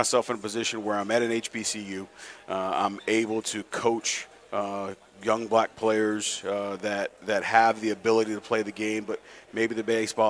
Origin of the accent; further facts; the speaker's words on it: St. Louis, Missouri, United States; To those teams outside of just, I'm from St. Louis, I'm a Cardinal fan